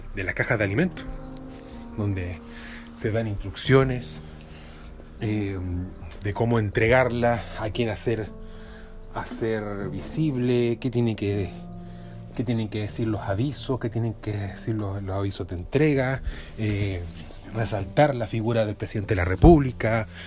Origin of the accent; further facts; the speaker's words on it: Valparaíso / Viña del Mar, Chile; como porteño, como viñamarino